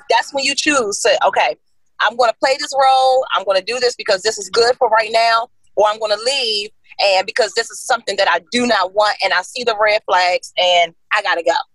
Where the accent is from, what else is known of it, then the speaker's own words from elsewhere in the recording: the DMV, DC, Maryland, Virginia area, United States; I am from the DMV. Yes, all three